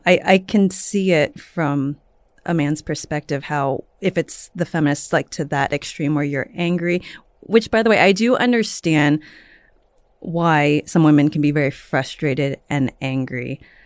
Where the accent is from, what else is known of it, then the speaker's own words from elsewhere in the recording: San Francisco, California, United States; now in Los Angeles, United States; I'm from the Bay Area